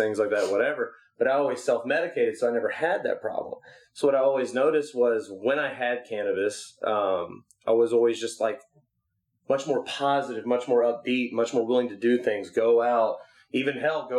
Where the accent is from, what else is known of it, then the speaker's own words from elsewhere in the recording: Memphis, Tennessee, United States; now in West Coast, United States; we come from Memphis